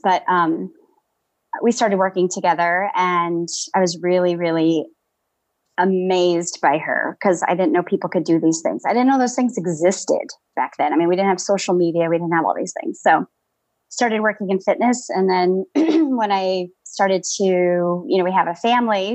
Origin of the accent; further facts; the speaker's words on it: Tucson, Arizona, United States; I'm from Tucson, Arizona, born and raised out here